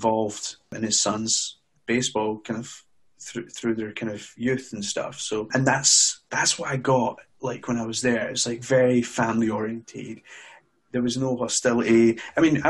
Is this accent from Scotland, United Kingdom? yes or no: yes; Glasgow, Scotland, United Kingdom; I was born in Glasgow originally